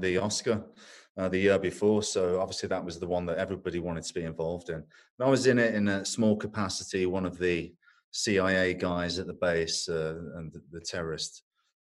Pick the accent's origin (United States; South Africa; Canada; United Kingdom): United Kingdom; England; I'm English